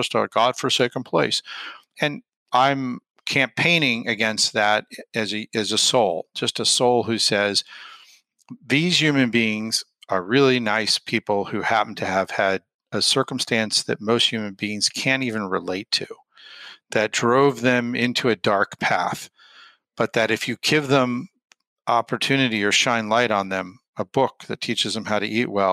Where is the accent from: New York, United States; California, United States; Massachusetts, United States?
New York, United States; New York City; also born or lived in Washington, D.C.; I was born in Queens, New York, very lower middle class